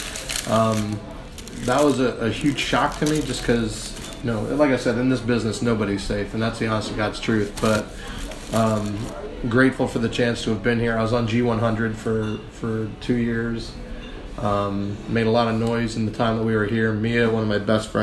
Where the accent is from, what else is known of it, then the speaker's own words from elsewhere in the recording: Vineland, New Jersey, United States; now in Savannah, United States; South Jersey, city called Vineland. It's probably about 30 minutes over the bridge from Philly